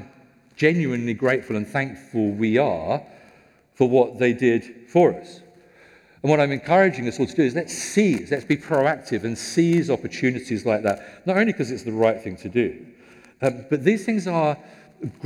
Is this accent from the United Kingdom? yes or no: yes; United Kingdom; we're British